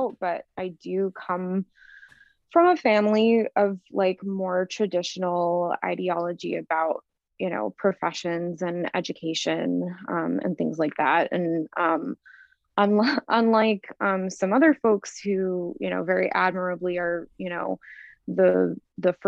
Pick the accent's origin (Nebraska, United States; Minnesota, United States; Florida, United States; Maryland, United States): Florida, United States; moved away as an adult; also born or lived in New York; When I graduated high school at 18, I moved to New York from Florida